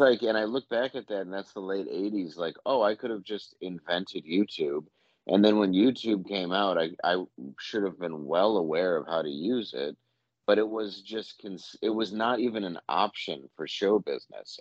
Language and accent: English; Midwest, United States; I'm from the Midwest